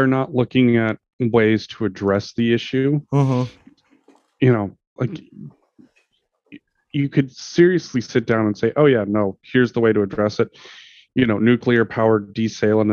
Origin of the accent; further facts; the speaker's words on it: Montana, United States; growing up in Montana